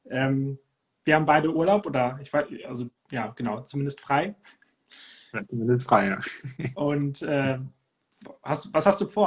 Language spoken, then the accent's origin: German; Cuxhaven, Lower Saxony, Germany; Und äh, es geht nach Cuxhaven, da wo ich herkomme. Um die Heimat.